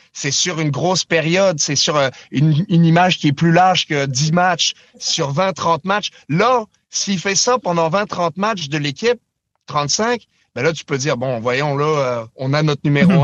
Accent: France; moved away; quand j'ai grandi en Europe, j'étais en France

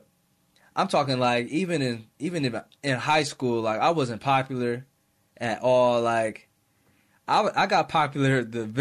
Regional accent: Rochester, New York, United States; I'm never going to make it out of Rochester

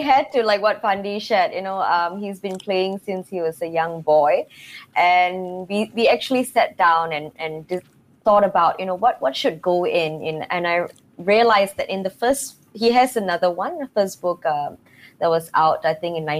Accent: Singapore; as a Singaporean

